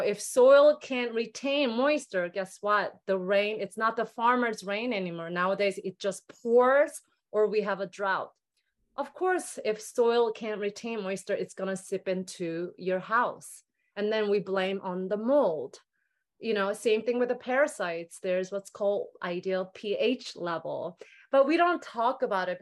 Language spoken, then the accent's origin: English; South Korea; moved away; growing up in Korea